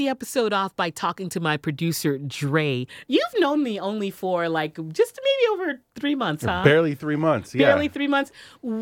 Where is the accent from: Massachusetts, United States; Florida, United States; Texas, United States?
Texas, United States; Houston; moved away as an adult; also born or lived in San Diego / Los Angeles; now in New York City, United States; I was born and raised in Houston, Texas, H-Town.